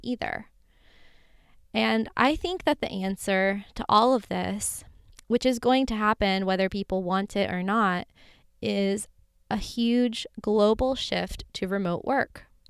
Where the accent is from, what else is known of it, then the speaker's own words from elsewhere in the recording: Florida, United States; moved away; grew up in Florida in a nice middle class life